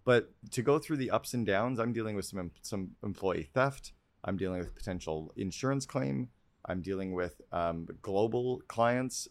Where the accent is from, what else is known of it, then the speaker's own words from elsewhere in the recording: Canada; I'm a Canadian kid